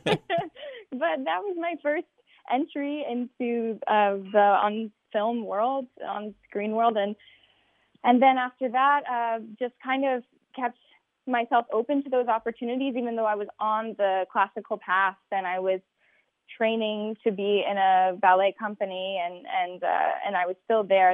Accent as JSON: {"language": "English", "town": "Albuquerque", "region": "New Mexico", "country": "United States", "said": "I'm from Albuquerque, New Mexico."}